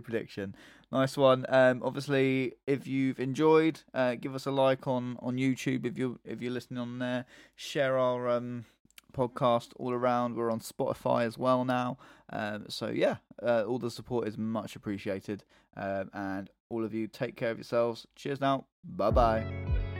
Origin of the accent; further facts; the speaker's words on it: England, United Kingdom; I'm English